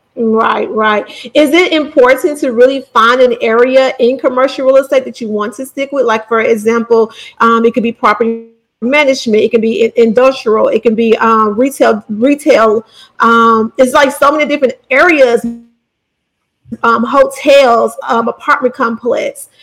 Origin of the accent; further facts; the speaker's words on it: Bessemer, Alabama, United States; I'm from Bessemer. Bessemer's my hometown.